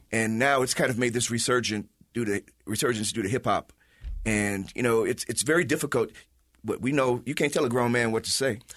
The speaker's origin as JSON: {"language": "English", "town": "Chicago", "region": "Illinois", "country": "United States", "moved": "yes", "lives_now": "Utah, United States", "said": "from the Midwest like myself as a Chicagoan."}